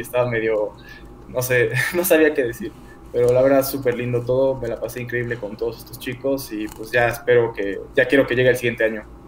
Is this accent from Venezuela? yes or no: no; Mexico City, Mexico; soy acá de México, de Ciudad de México